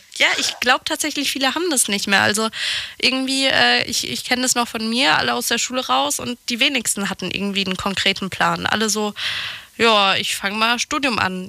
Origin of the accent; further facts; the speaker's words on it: France; moved away; bei uns in, in Frankreich